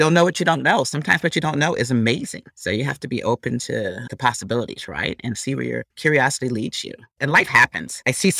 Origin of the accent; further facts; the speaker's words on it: Wisconsin, United States; moved away as an adult; I'm from the Midwest. I'm a cheesehead from Wisconsin. Went to school on the East Coast. Went to graduate school at Wharton.